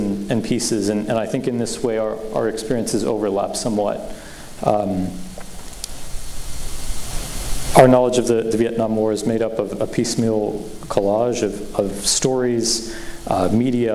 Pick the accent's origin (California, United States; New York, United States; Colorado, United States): Colorado, United States; Boulder; I was born in 2001. I grew up in Boulder, Colorado.